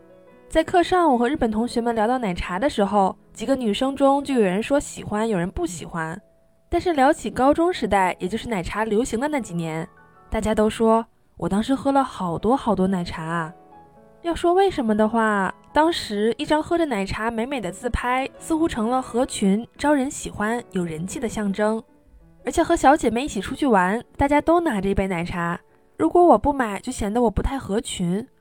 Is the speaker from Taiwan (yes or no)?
no; China; now in Japan; 作为一个中国人，我早在糖葫芦在日本开始流行以前，就已经想尽办法在中华物产店等等地方买过糖葫芦